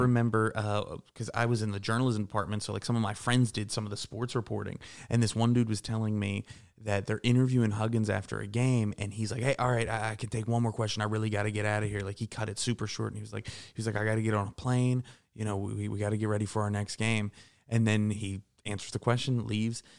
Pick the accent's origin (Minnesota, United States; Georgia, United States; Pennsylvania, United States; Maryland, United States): Pennsylvania, United States; Pittsburgh; moved away; also born or lived in Morgantown, West Virginia; I grew up in Pittsburgh, and I went to W V U